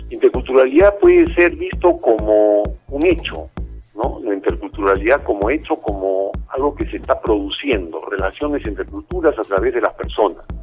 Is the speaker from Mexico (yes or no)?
yes; Tuxtla Gutiérrez, Chiapas, Mexico; tengo 20 años y soy de Tuxtla Gutiérrez, Chiapas.